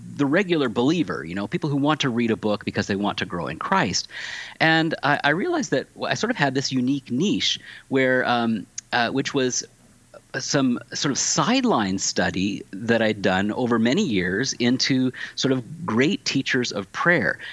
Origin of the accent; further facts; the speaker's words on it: Tacoma, Washington, United States; also born or lived in California; now in Pittsburgh, United States; I come from Washington State originally.